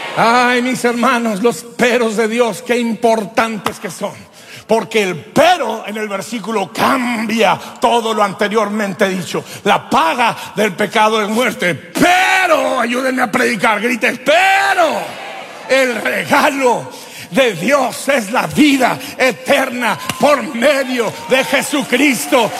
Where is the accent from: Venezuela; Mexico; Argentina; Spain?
Mexico; Durango; yo como buen durangueño, norteño, mexicano